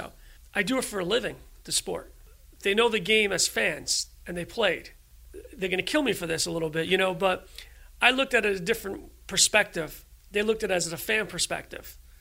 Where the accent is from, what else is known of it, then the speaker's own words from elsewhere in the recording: New York City, New York, United States; growing up in Queens